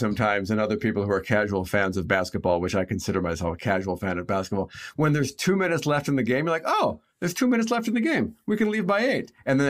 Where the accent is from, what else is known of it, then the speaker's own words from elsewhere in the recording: Milwaukee, Wisconsin, United States; we're both from Milwaukee